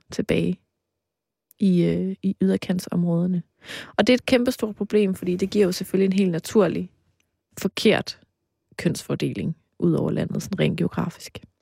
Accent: between Aarhus and Mols, Central Denmark Region, Denmark; du kørt lige forbi mit barndomshjem

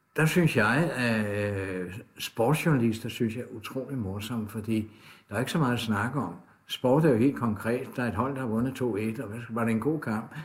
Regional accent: Copenhagen, Capital Region of Denmark, Denmark; der hvor jeg kommer fra, der har vi Radio Karen, ude fra Sydhavnen af

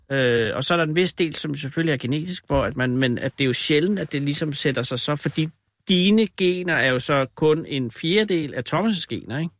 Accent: Copenhagen, Capital Region of Denmark, Denmark; jeg er fra København

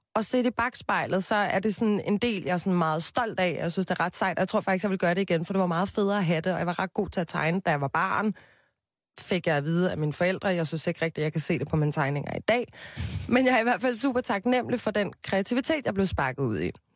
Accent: Copenhagen, Capital Region of Denmark, Denmark; Jeg voksede op på Christianshavn med min mor og min far

